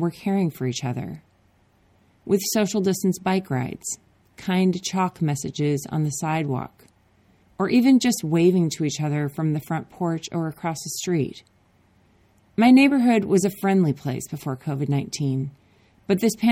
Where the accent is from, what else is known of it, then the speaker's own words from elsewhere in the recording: Minnesota, United States; now in Oakland, United States; I grew up in Minnesota where there are lakes